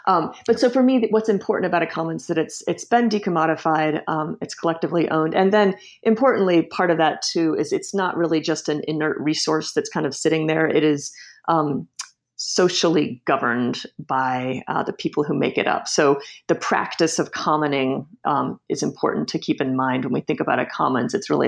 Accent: Washington, District of Columbia, United States; just kind of growing up there and growing up in Washington, D.C. more broadly, and seeing how the city has changed over the years.

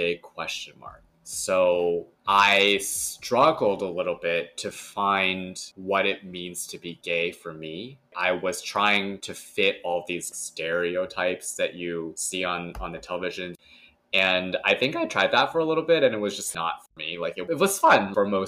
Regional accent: California, United States; we grew up in California

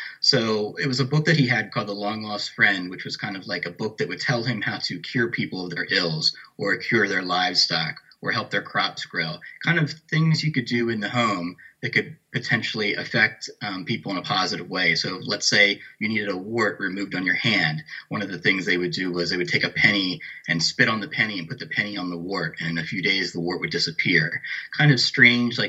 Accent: York, Pennsylvania, United States; where I grew up in New York, Pennsylvania

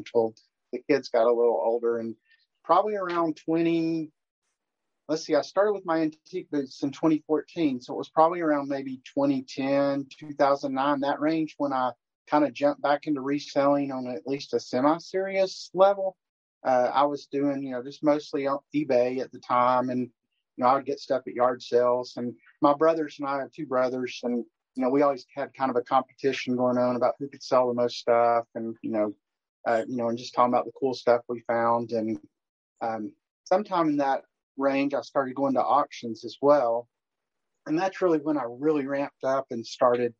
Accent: Knoxville, Tennessee, United States; I grew up in Knoxville

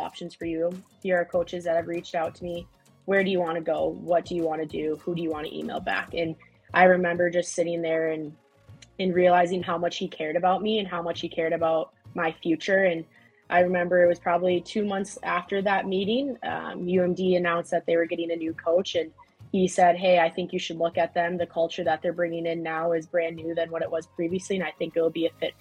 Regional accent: Eden Prairie, Minnesota, United States; She played at Eden Prairie High School like I did

